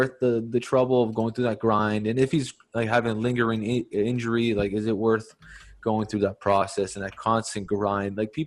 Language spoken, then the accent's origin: English; Canada; I'm the Canadian guy